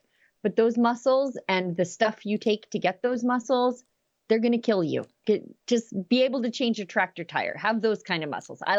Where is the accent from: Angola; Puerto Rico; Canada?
Canada; Alberta; I'm from Alberta, where we lock up more pastors than China.